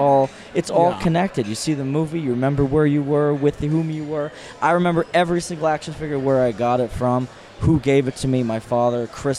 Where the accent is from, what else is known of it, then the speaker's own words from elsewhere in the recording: New Brunswick, Canada; moved away; I'm from New Brunswick, Canada.